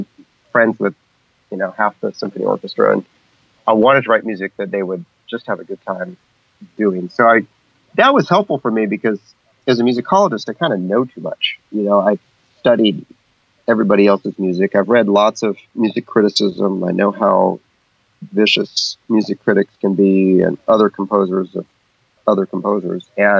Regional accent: Amazon, Peru; I grew up in the Peruvian Amazon. My parents were medical missionaries taking care of indigenous people out in the jungle. So I grew up in the jungle

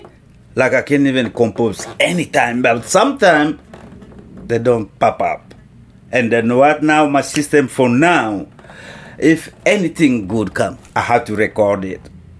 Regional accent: Kinshasa, DR Congo; We came from Kinshasa, and there was several bands from the Congo who was in Nairobi already.

